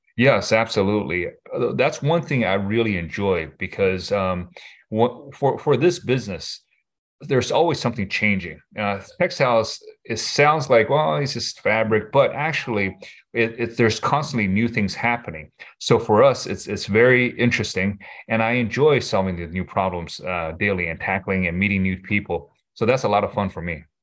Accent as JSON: {"language": "English", "region": "Michigan", "country": "United States", "tie": "born or raised there", "said": "I grew up in Michigan, went to U of M"}